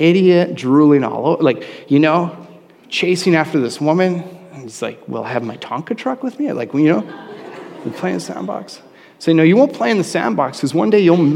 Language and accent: English; Canada; I'm a Canadian